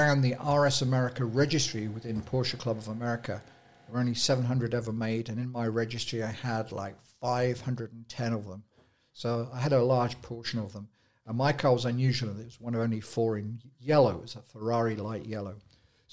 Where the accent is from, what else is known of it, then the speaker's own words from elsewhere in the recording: El Cajon, California, United States; I'm from El Cajon, and I think the accent from El Cajon is a very distinguished accent